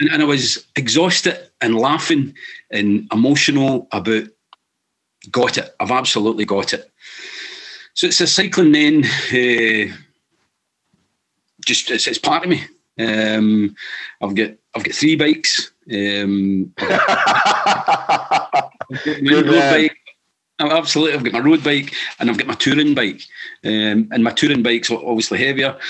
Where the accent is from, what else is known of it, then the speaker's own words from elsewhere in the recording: Saltcoats?, Scotland, United Kingdom; I grew up in Salam in the west coast of Scotland